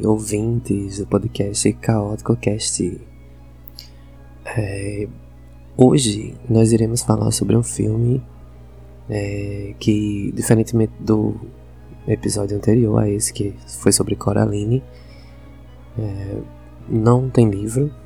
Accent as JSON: {"language": "Portuguese", "region": "Northeast Brazil", "country": "Brazil", "accent": "nordestino", "said": "minha pronúncia tem sotaque nordestino"}